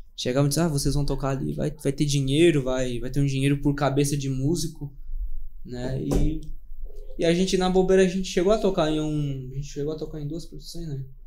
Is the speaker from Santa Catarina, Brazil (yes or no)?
yes; Criciúma, Santa Catarina, Brazil; A gente é de natural de Criciúma.